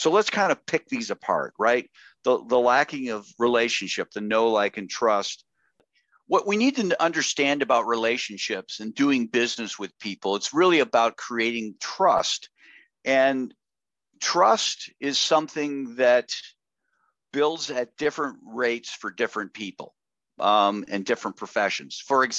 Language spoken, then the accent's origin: English; Chicago, Illinois, United States; Well, I grew up in Chicago, Illinois, and oh, what part of Chicago?